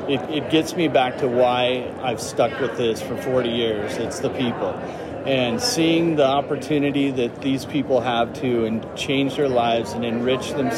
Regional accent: Aberdeen, Washington, United States; I am from Washington State, specifically Aberdeen Hoquiam

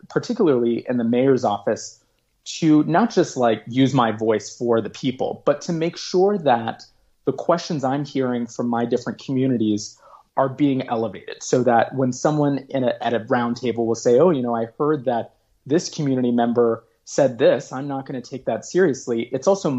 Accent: Oakland, California, United States; my hometown here in Oakland

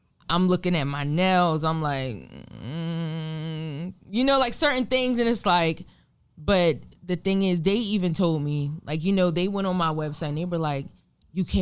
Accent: New Jersey, United States; In my hometown of Lumbro, New Jersey.

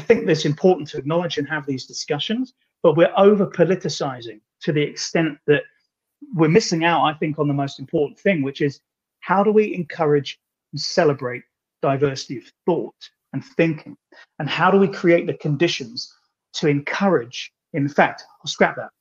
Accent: Ireland; I'm Irish

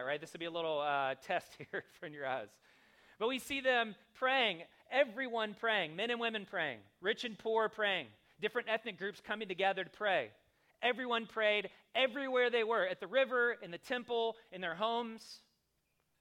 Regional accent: the South, United States; I grew up in the South

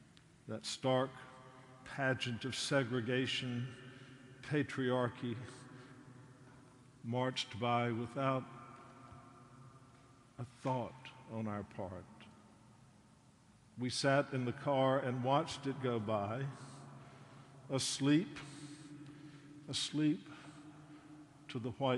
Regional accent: North Carolina, United States; my hometown in North Carolina

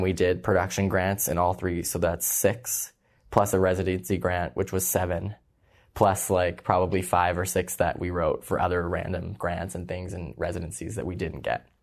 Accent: Toronto, Ontario, Canada; I went to high school in Scarborough

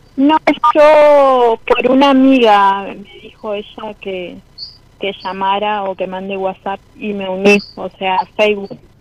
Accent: Santa Fe, Argentina; De Argentina, de Santa Fe

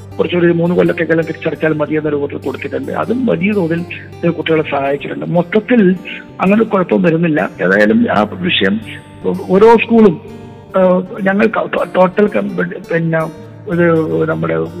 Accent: Uduma, Kerala, India; ഇപ്പോൾ എൻ്റെ സ്വന്തം നാടാണ് ഞാൻ ജനിച്ചത് വളർന്നത് പഠിച്ചത്

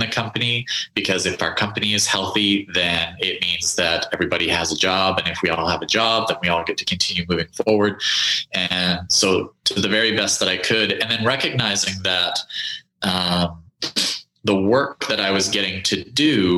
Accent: Canada; now in United States; I'm originally from Canada

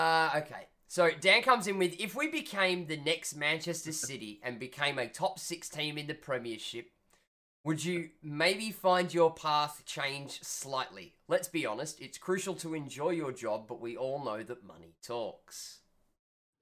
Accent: Australia; as being an Australian, you know, our exposure to football

